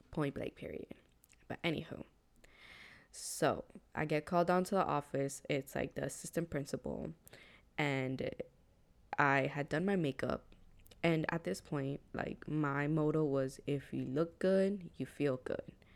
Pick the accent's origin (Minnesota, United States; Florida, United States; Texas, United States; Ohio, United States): Florida, United States; Hialeah; growing up in Hialeah, the demographic was Cuban.